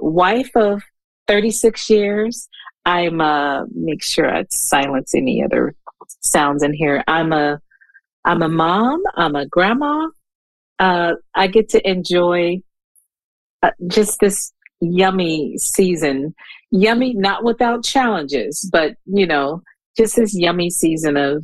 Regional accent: East Coast, United States; moved away; originally I'm from the East Coast

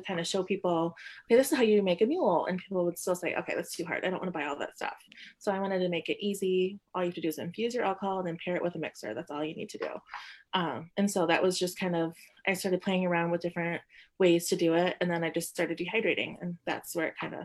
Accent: Lansing, Michigan, United States; also born or lived in Madison, Wisconsin; now in Grand Rapids, United States; I grew up in the Lansing area

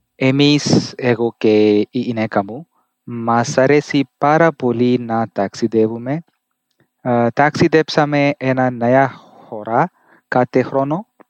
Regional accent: India; Greek is a second language; είμαι από την Ινδία. Μένω στην Ινδία

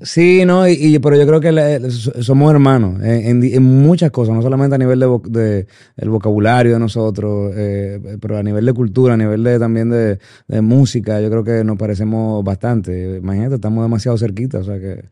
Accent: Santo Domingo, Distrito Nacional, Dominican Republic; moved away; also born or lived in Miami, United States; yo viví 10 años fuera cuando me fui de Santo Domingo. Eh, porque mis padres perdieron un trabajo allá y, en busca de una mejoría, pues nos mudamos para Miami y duré 10 años, pero yo siempre añoré regresar a Santo Domingo

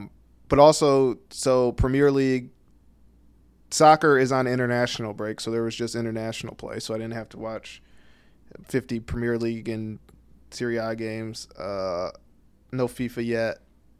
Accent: Flint, Michigan, United States; I'm from Flint Kogels.

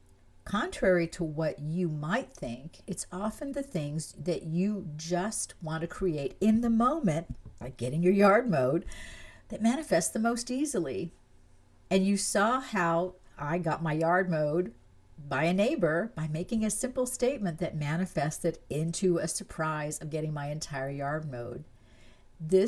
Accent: France; moved away; I was born in France. I grew up there, and I consider France to be my home

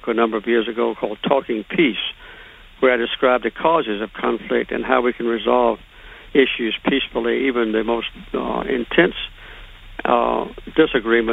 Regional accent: Deep South, United States; I grew up in the Deep South

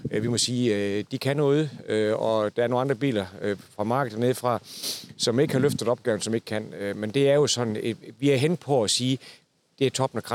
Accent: Southern Jutland, Southern Denmark, Denmark; jeg er fra det sønderjyske

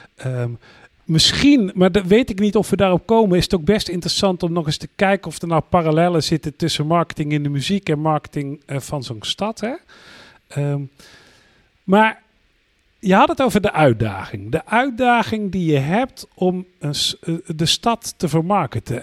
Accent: North Brabant, Netherlands; als geboren Brabander

